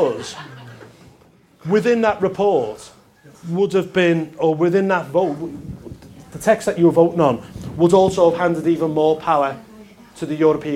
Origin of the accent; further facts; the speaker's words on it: Liverpool, North West England, United Kingdom; I'm from Liverpool and in the north of England.